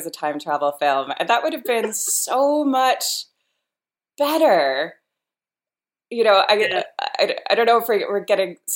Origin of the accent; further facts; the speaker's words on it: United States; now in Ireland; as an American living in Ireland and as an Irish American